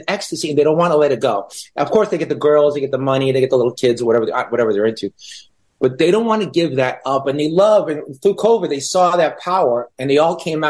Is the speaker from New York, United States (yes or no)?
yes; New York City, New York, United States; also born or lived in Israel; I grew up in Brooklyn